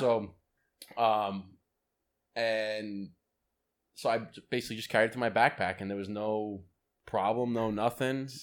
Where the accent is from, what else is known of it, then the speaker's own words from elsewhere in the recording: United States; I'm an American